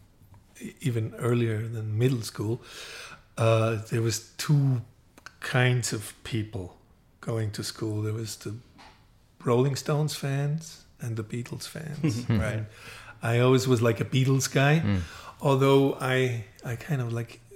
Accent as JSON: {"language": "English", "country": "Austria", "said": "I'm from Austria, but we had like a record deal with BMG in Germany"}